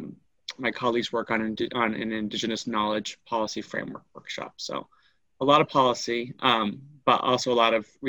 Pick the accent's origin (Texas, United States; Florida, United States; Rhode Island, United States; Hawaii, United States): Rhode Island, United States; moved away as an adult; now in Nova Scotia, Canada; I grew up in Rhode Island in the United States